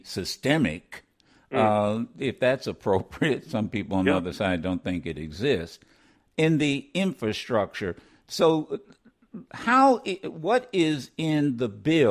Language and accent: English; Detroit, Michigan, United States; I'm from Detroit